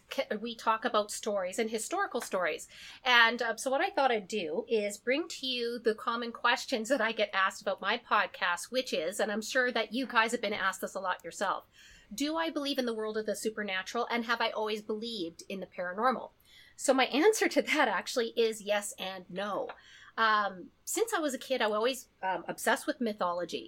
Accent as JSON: {"language": "English", "country": "Canada", "said": "as a Canadian"}